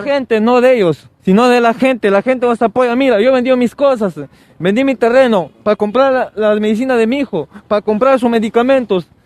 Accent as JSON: {"language": "Spanish", "region": "Cajamarca", "country": "Peru", "also_born_or_lived": "Jaén", "said": "Yo soy de Cajamarca, mi familia es de Jaén"}